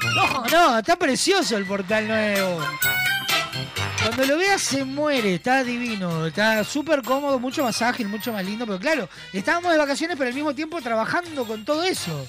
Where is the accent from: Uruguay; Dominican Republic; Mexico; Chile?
Uruguay; somos uruguayos